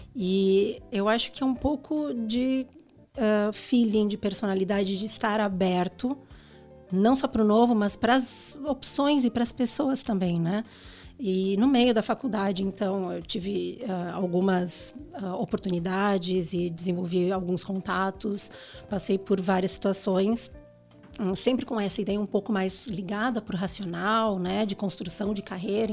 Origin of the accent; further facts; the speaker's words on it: Rio Grande do Sul, Brazil; moved away as an adult; also born or lived in Porto Alegre; now in São Paulo, Brazil; eu vim do Sul, né? Eu sou gaúcha, e no Rio Grande do Sul nós somos muito bairristas